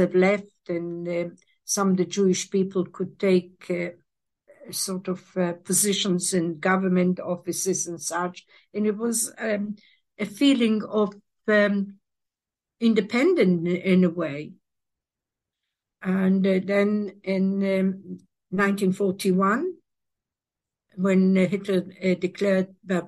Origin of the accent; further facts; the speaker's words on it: Western Ukraine, Ukraine; moved away; I grew up in Ukraine, in Western Ukraine, Northwest Ukraine, which was a border town